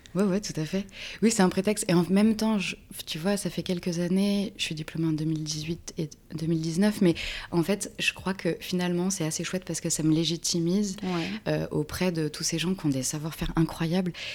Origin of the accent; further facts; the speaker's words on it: Reims, Grand Est, France; moved away as an adult; also born or lived in Paris / Pyrenees; now in Creuse, France; je viens de Reims, de Champagne-Ardenne